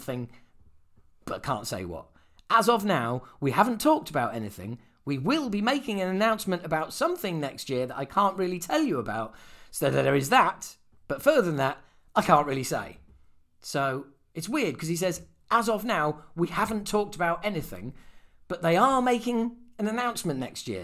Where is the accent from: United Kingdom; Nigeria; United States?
United Kingdom; Yorkshire and the Humber; we're all from Yorkshire